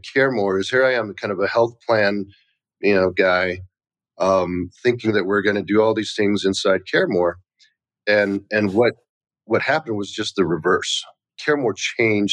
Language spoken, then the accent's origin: English; United States; also born or lived in Taiwan; I was born in Taiwan. I was just an immigrant kid. You know, my parents came here when I was like 3 years old